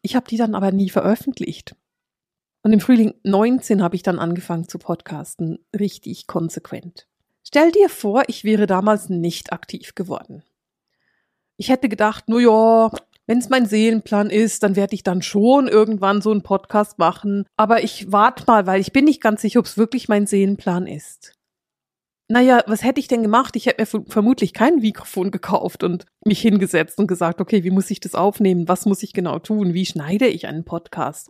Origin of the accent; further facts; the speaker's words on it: Bern, Switzerland; Ich bin in Bern aufgewachsen und hänge an meinen Berner Bands